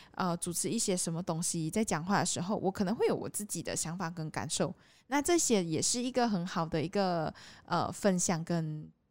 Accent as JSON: {"language": "Chinese", "country": "Malaysia", "tie": "born or raised there", "also_born_or_lived": "Taiwan", "moved": "as an adult", "said": "我就还是待在我的还是家乡回来嘛"}